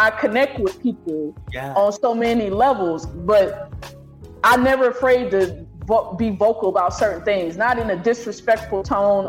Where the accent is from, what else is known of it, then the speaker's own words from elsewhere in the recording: the Midwest, Oklahoma, United States; moved away as an adult; also born or lived in Los Angeles; I'm from the Midwest